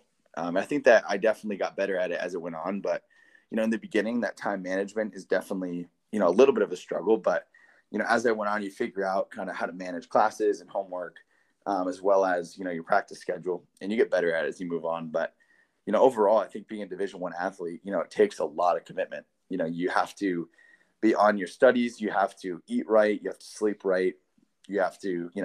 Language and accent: English; Michigan, United States; being from Michigan, you know, I grew up in Michigan